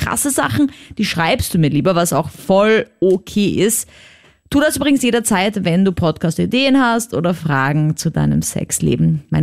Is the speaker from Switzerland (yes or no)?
no; Austria; Was für mich als Österreicherin halt mega ist.